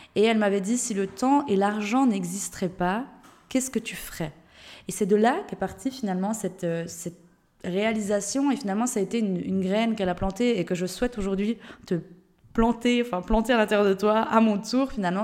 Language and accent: French; Switzerland; moved away; je viens de Suisse de base.